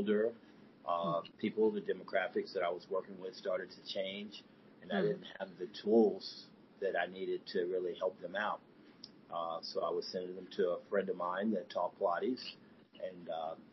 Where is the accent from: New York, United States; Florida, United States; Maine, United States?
Florida, United States; now in Atlanta, United States; I am currently in Atlanta. I'm from Florida.